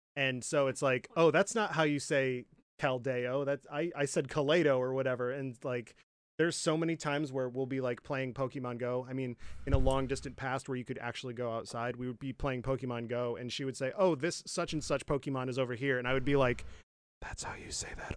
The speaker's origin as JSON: {"language": "English", "region": "Michigan", "country": "United States", "moved": "yes", "lives_now": "Nebraska, United States", "said": "I'm from Michigan, right? We uh, in my opinion we don't have any kind of accent"}